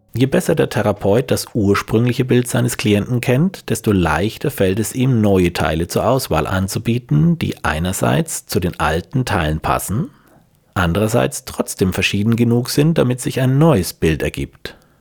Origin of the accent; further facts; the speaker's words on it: Franconia, Bavaria, Germany; ich als Franke